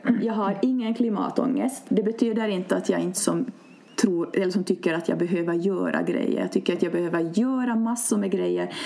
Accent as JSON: {"language": "Swedish", "country": "Finland", "tie": "born or raised there", "said": "egentligen är jag uppvuxen en, i en grannby, så det här mm. området är som känt för mig"}